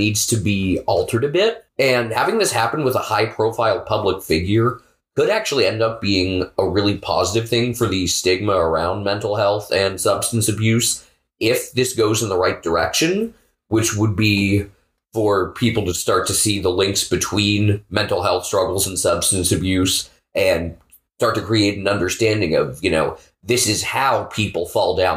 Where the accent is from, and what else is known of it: United States